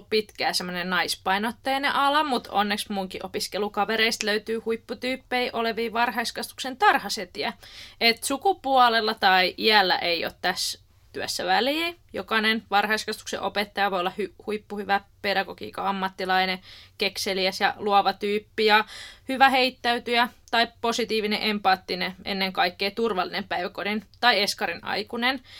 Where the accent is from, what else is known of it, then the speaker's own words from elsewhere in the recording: Helsinki, Uusimaa, Finland; moved away; Oikeastaan tuota Rauman kampukselta, eli Rauman opettajan koulutuslaitokselta, ja mä oon alun perin kotoisin Helsingistä.